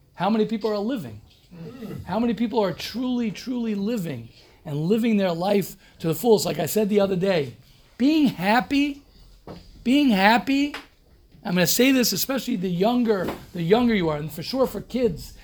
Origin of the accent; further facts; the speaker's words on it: United States; moved away; also born or lived in Israel; I'm American, more American than everybody here